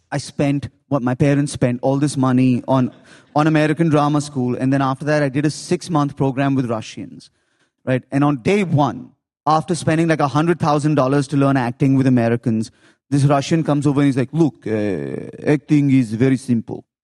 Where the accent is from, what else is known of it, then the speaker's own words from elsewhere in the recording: Lagos, Nigeria; also born or lived in India; I was born in India, but I was raised in Africa. I was raised in Lagos, Nigeria.